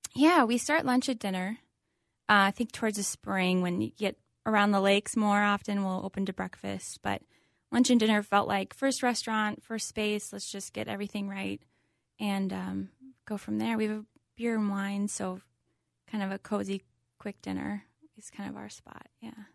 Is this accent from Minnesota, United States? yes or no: yes; Hopkins, Minnesota, United States; I grew up family in Hopkins